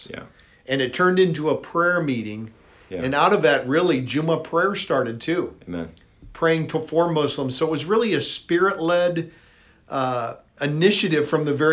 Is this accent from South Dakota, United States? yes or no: yes; South Dakota, United States; moved away as an adult; also born or lived in Pakistan; I'm from South Dakota.